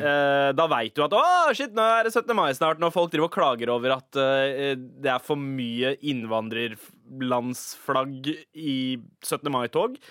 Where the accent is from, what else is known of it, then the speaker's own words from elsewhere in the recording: Oslo, Norway; also born or lived in Lørenskog; Jeg har bodd på Søndre Nordstrand nesten hele mitt liv